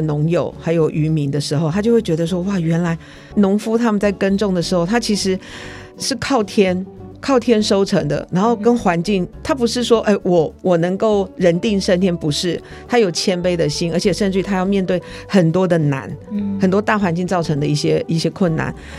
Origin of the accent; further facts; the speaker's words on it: Taiwan; 身为台湾人，我好幸福，但是这个幸福里面有权利义务。